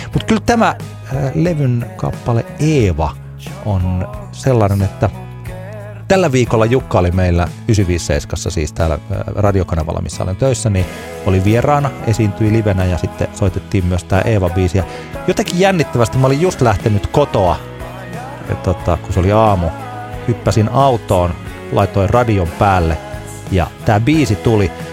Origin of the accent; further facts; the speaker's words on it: Tampere, Pirkanmaa, Finland; minä olen tamperelainen